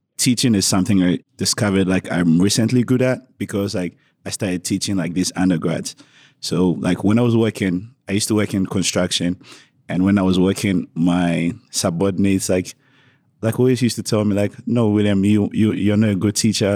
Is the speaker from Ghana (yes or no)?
yes; Ghana; moved away as an adult; now in Oregon, United States; Traditionally, I'm from Ghana